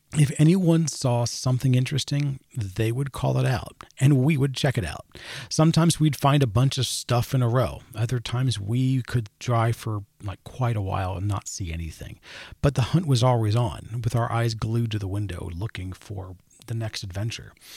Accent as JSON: {"language": "English", "region": "Maryland", "country": "United States", "tie": "born or raised there", "said": "I grew up in Maryland"}